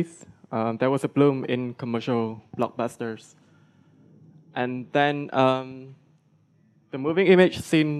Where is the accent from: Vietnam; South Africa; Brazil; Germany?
Vietnam; I'm from Vietnam.